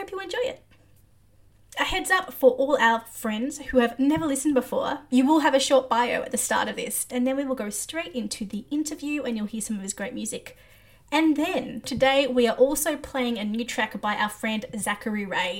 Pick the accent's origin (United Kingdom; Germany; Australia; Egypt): Australia; I'm Australian